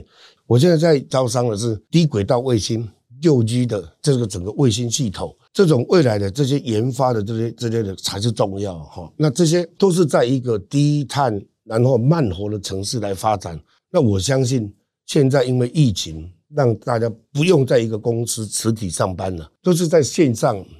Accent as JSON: {"language": "Chinese", "area": "Hengchun Peninsula", "region": "Pingtung County", "country": "Taiwan", "said": "又是来自最偏远的恒春半岛，"}